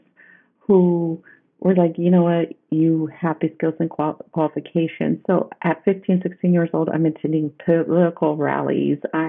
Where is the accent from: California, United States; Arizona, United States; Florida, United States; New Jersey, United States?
California, United States; Stockton; I was born and raised in Northern California in a small farming community, Stockton, California, to be precise